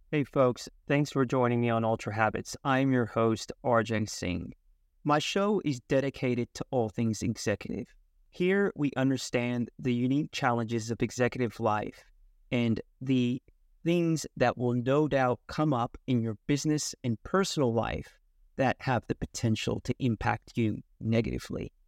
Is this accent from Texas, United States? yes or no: no; California, United States; now in Melbourne, Australia; as a Californian boy